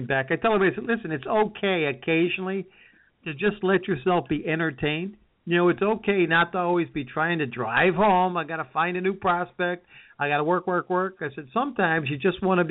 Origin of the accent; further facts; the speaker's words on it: Herkimer, New York, United States; when I grew up in Herkimer, we had Angelo's Sunoco Station